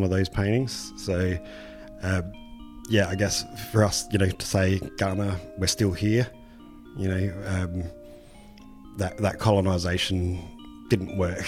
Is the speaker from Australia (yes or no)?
yes; Rapid Bay, South Australia, Australia; I'd grown up, you know, fishing Rapid Bay from as early as I could remember